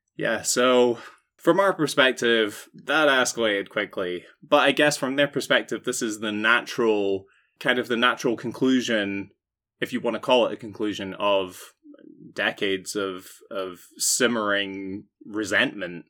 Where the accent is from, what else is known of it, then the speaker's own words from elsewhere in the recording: United Kingdom; as a Brit